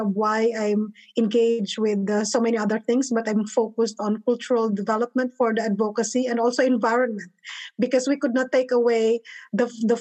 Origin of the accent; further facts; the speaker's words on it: Philippines; moved away as an adult; now in Atlanta, United States; I'm originally from the Philippines, and I'm here in Atlanta now for almost like 15 years